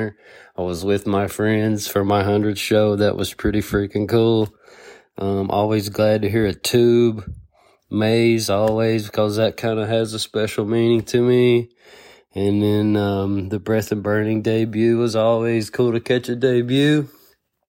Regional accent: Lexington, Kentucky, United States; I'm from Lexington, Kentucky area

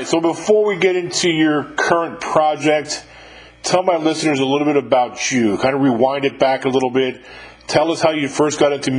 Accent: Westchester County, New York, United States; I'm from upstate New York, but not too far, about 39 miles north of the Bronx in Westchester County is where I grew up.

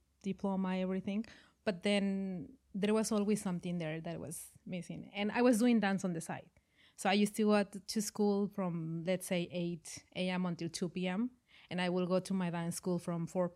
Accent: Mexico; moved away as an adult; also born or lived in Costa Rica; now in Vancouver, Canada; I started dancing in Mexico. That's my home country

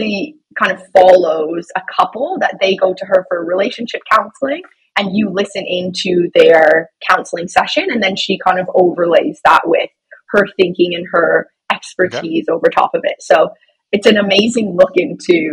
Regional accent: London, Ontario, Canada; I am originally from London, Ontario

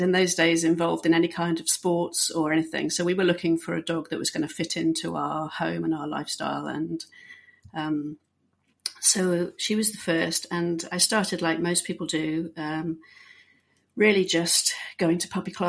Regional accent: Bahrain; also born or lived in England; I am British, uh, born and um, not raised in Britain. I actually uh, grew up in Bahrain.

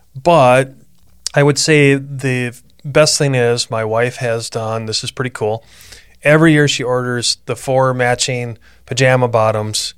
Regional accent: Midwest, United States; now in Arizona, United States; growing up in the Midwest

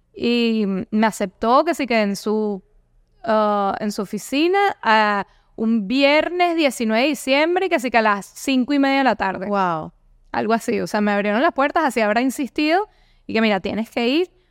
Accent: Venezuela; moved away; also born or lived in Europe / United States; soy originaria de Venezuela, obviamente el acento creo que me delata mucho

